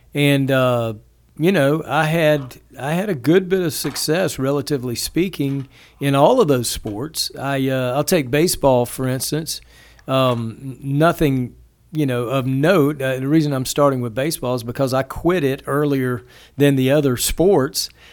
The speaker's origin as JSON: {"language": "English", "region": "the South", "country": "United States", "tie": "born or raised there", "said": "as a kid growing up in the South"}